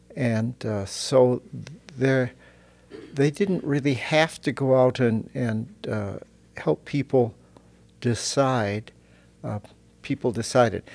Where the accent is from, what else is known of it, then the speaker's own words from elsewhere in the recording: Fort Dodge, Iowa, United States; moved away as an adult; now in Germany; in Fort Dodge, Iowa, like I, I grew up